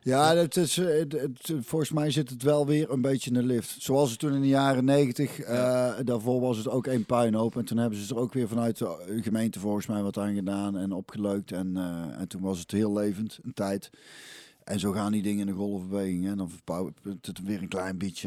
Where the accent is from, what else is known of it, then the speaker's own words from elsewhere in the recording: 's-Hertogenbosch, North Brabant, Netherlands; also born or lived in Goirle; ik ben eigenlijk opgegroeid in Hintem, ja, wat nou dus een Bos is